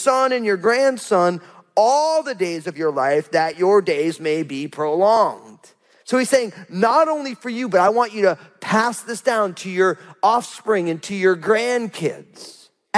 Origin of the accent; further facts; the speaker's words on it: New Jersey, United States; I'm from New Jersey